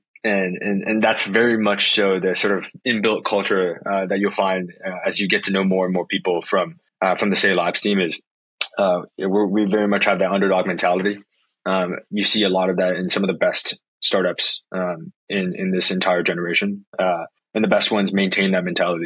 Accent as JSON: {"language": "English", "town": "San Francisco", "region": "California", "country": "United States", "tie": "born or raised there", "said": "born and raised in San Francisco in the Bay Area, and never left"}